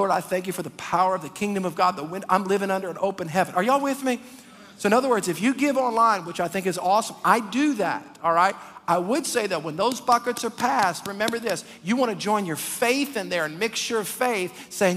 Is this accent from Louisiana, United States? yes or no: yes; Metairie, Louisiana, United States; I'm from Metairie